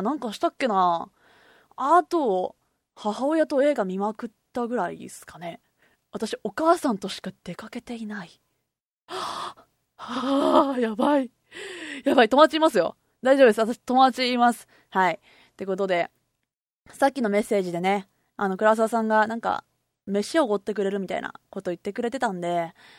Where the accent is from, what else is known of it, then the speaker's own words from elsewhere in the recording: Kobe, Hyogo, Japan; 私神戸出身で今神戸に住んでるんですけれども